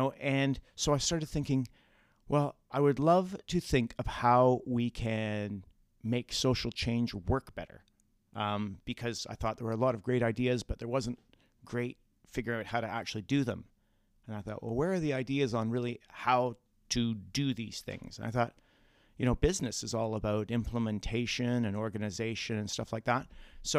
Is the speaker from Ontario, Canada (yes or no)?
yes; Bracebridge, Ontario, Canada; I'm from Bracebridge, a couple hundred kilometers northwest of here.